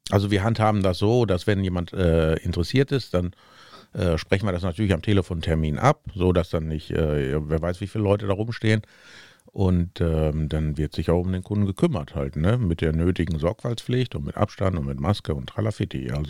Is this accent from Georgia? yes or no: no; Sweden; anmelden, von wo kommen Sie denn? Ja, ich komme aus Schweden.